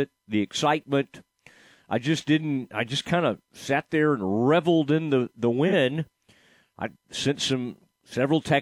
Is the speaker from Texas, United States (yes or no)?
yes; Dallas, Texas, United States; also born or lived in Waco, Texas; I'm from the Dallas area originally, but then spent a lot of my life in the Waco area